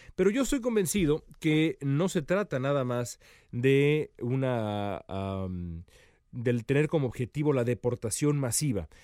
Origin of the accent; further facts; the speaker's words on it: Mexico; moved away as an adult; now in Los Angeles, United States; soy eh, periodista mexicano, eh, nací en México hace ya casi 42 años